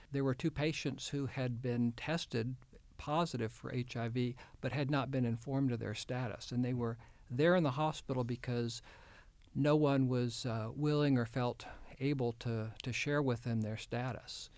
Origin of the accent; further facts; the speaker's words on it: Houston, Texas, United States; moved away as an adult; also born or lived in Kenya; now in Arkansas, United States; my wife and I grew up in the Houston area